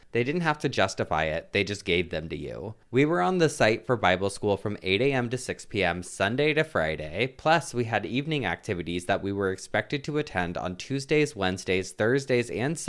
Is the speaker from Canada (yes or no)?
no; Melbourne, Victoria, Australia; from Melbourne, Australia, and have I got a story for you.